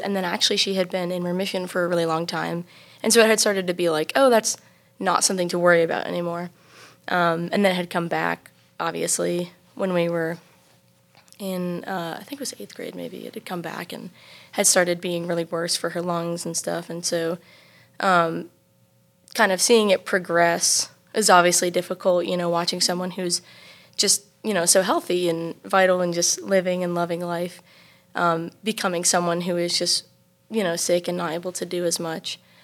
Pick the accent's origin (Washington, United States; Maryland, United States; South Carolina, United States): South Carolina, United States; Travelers Rest; I am from Travelers Rest, South Carolina.